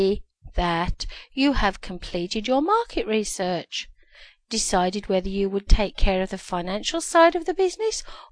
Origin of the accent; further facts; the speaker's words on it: Birmingham, West Midlands, United Kingdom; now in Ontario, Canada; I live in Ontario, Canada, and I was born in Birmingham, UK